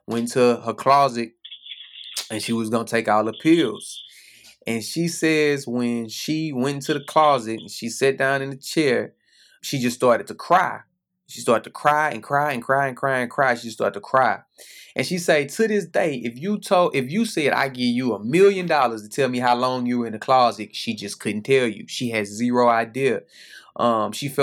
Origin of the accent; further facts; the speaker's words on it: Houston, Texas, United States; I grew up in Houston